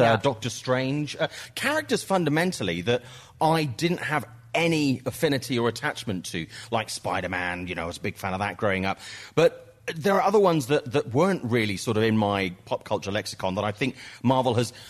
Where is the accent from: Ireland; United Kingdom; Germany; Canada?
United Kingdom; I know I'm British